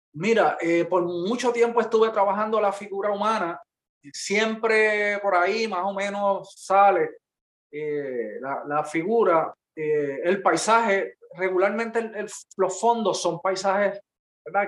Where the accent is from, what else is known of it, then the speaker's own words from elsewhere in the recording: Peñuelas, Puerto Rico; also born or lived in Ponce; yo soy de Peñuelas